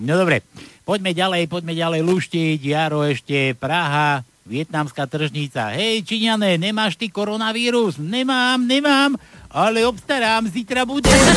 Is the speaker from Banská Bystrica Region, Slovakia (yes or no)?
no; Trenčín, Trenčín Region, Slovakia; ja som z Trenčina pochádzam